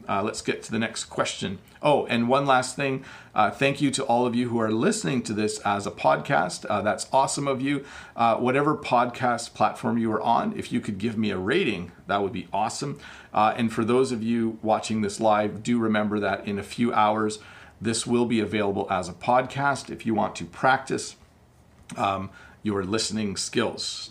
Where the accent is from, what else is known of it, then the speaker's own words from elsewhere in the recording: Canada; I am Canadian